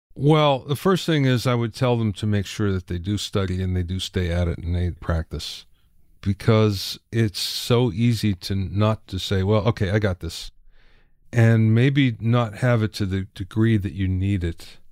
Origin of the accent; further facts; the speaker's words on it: Minersville, Pennsylvania, United States; growing up in Minersville, Pennsylvania, where there's five thousand people